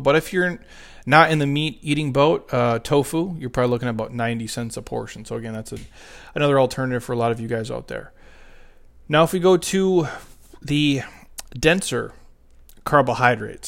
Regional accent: Midwest, United States; now in Southwest, United States; I'm from the Midwest

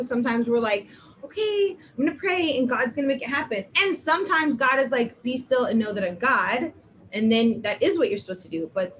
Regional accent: Ohio, United States; I'm from Ohio.

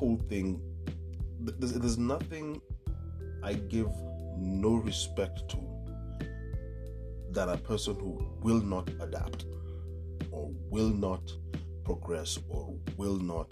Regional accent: Nairobi, Kenya; When I was a kid growing up in Dagoretti

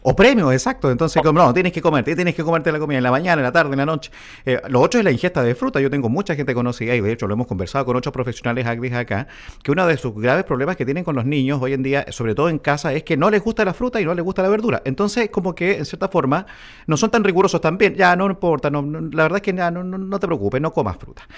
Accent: Chile

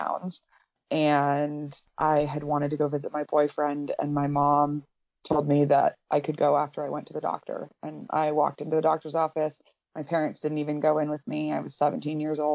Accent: India; moved away as an adult; now in United States; I grew up in India, and then moved to the States for the first time really in my life

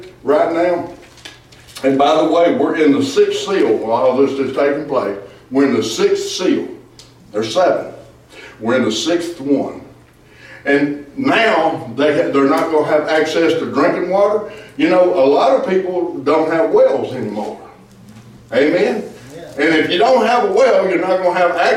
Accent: Ravana, Arkansas, United States; I come from Ravana, Arkansas

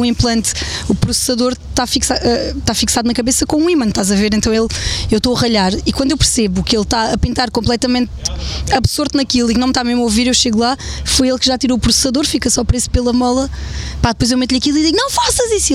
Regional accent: Évora, Évora District, Portugal; now in Vendas Novas, Portugal; Eu nasci em Évora.

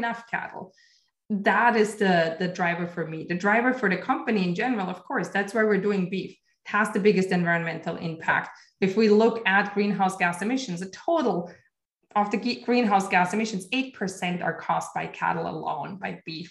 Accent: Austria; moved away; I come from Austria originally, and my grandparents are farmers

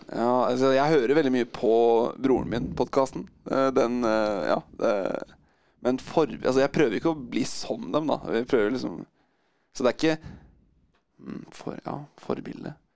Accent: Drammen, Buskerud, Norway; moved away as an adult; now in Oslo, Norway; vi vokste opp i Drammen

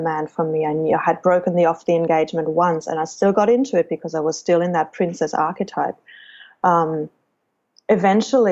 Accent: Germany; I chose Germany as my home country

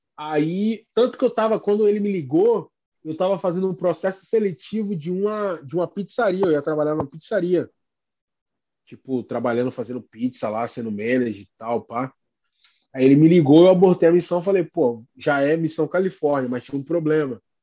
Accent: Brazil; first language Portuguese; also born or lived in Boston, United States; now in United States; nós somos brasileiros, a gente é do Brasil.

